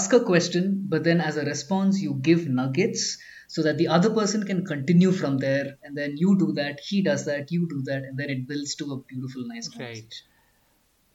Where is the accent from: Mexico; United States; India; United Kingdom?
India; Kerala; now in Bangalore, India; I'm originally from a small village in Kerala, but we've been staying in Bangalore for the last 13 years